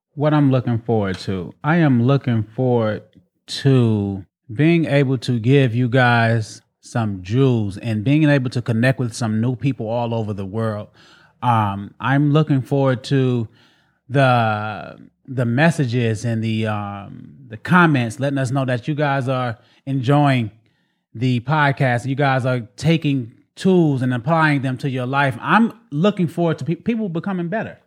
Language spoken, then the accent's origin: English; Waveland, Mississippi, United States; I'm born and raised in Waveland, Mississippi, in a, in a, in a small hood called Middletown